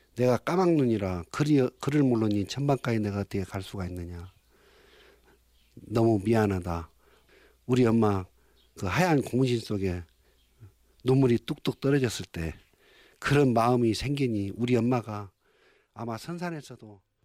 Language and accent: Korean; Imsil, North Jeolla, South Korea; 진매 고향은 떠날 수 없는 아직도 어머님이 탯줄이 나를 잡고 있는 숨쉬는 곳이다